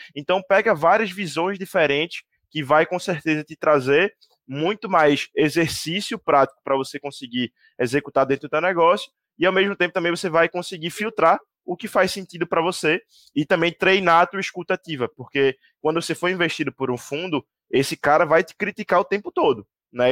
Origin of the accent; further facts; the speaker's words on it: Recife, Pernambuco, Brazil; sou de Recife, não sou daqui